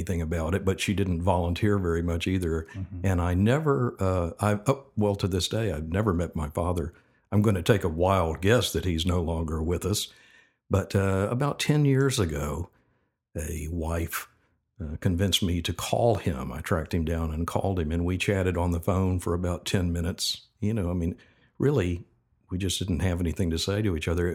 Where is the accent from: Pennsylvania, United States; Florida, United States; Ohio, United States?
Florida, United States; Tampa; also born or lived in Birmingham, Alabama; I'm from Birmingham, Alabama. I moved to Tampa when I was six. And I've been here ever since